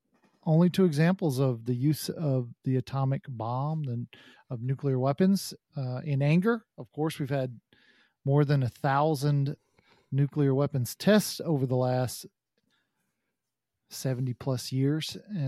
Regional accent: Texas, United States; also born or lived in London; I, as a Texan, would say Hiroshima.

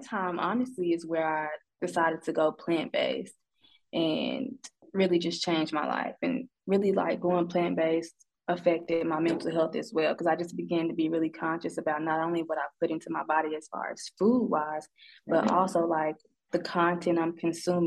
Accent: Sikeston, Missouri, United States; moved away as an adult; also born or lived in Cape Girardeau, Missouri / Jonesboro, Arkansas / Arlington, Texas; now in Arkansas, United States; I am from a town called Sikeston, Missouri. It is like 2 hours outside of St. Louis, so just that area.

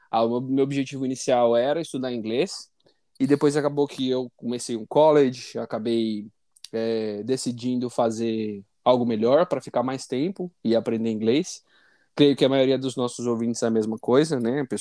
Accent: São Paulo, Brazil; moved away as an adult; now in Toronto, Canada; eu sou de São Paulo. Eu me mudei para Toronto, no Canadá, em 2019.

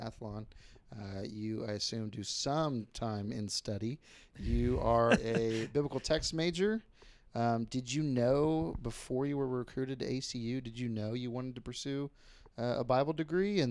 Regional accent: Texas, United States; growing up in Texas

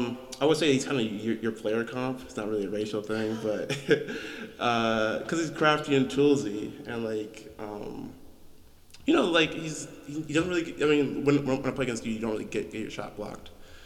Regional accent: Minnesota, United States; we're from Minnesota

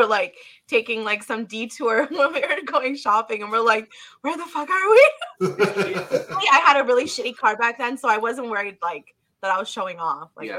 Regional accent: Canada; I'm Canadian.

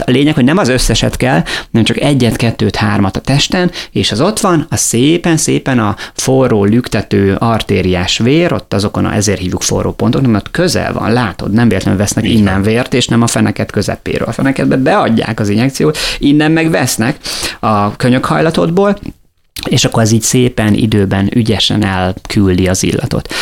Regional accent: Miskolc, Borsod-Abaúj-Zemplén, Hungary; now in Lake Balaton, Hungary; Én Miskolcon születtem, tehát Borsodból származom

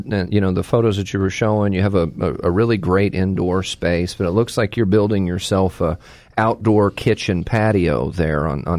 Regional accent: Texas, United States; now in North Carolina, United States; I'm from Texas

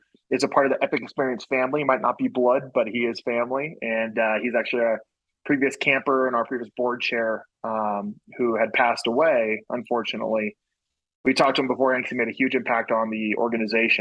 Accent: Colorado, United States; I'm a guy from Colorado

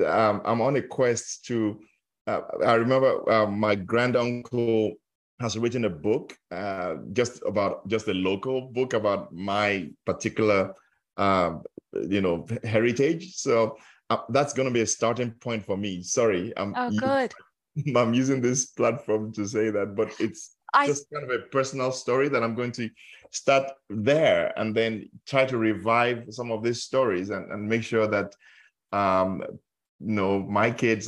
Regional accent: Nigeria; growing up in Nigeria, where I grew up, yeah. How that our culture and our language has different names for different parts of the body

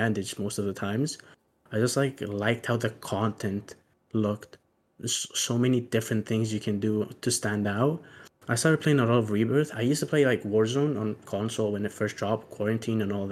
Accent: Greece; I'm from Greece

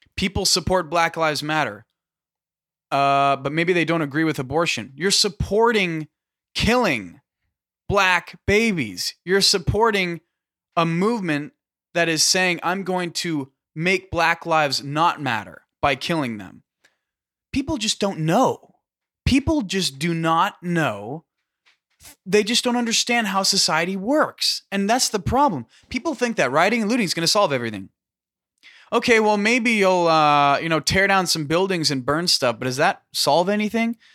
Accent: California, United States; we're from California

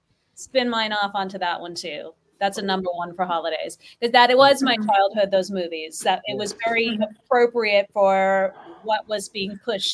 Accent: Milwaukee, Wisconsin, United States; also born or lived in Minneapolis; now in Austin, United States; I grew up in Milwaukee.

